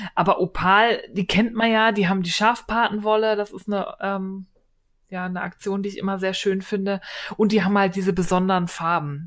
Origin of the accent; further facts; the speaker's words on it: Berlin, Germany; accent: Berlin; ich bin Berlinerin, wir können kein